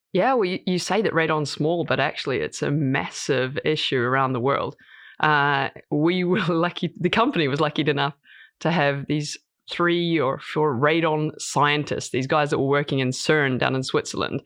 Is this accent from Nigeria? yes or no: no; New Zealand; moved away as an adult; also born or lived in United States / New York / London; now in Norway; I'm from New Zealand originally, uh, and I went over to the states to study.